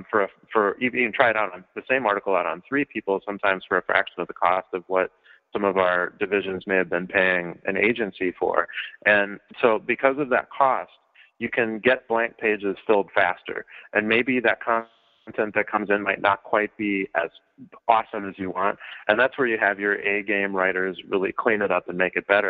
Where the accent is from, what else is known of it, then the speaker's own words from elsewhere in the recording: Minnesota, United States; My mother is, I guess I would call her an anthropologist of crafts. And she worked at the Science Museum in Minnesota. I'm from Minnesota